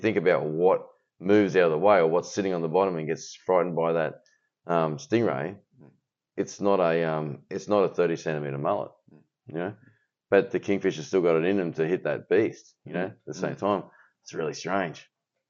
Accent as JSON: {"language": "English", "country": "Australia", "said": "as an Australian"}